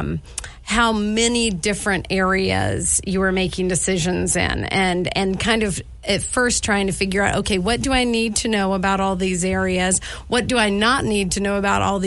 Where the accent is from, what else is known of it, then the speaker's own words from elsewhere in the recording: Midwest, United States; moved away as an adult; now in Missoula, United States; So I'm from the Midwest originally, many, many moons ago